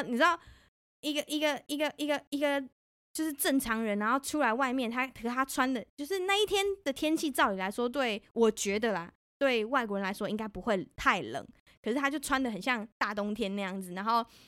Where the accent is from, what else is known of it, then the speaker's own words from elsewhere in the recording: Taipei, Taiwan; now in Germany; 我家住蓝线